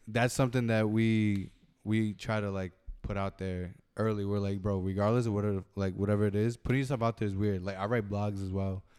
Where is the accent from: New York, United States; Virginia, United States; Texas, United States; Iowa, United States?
New York, United States; Brentwood; we're from Brentwood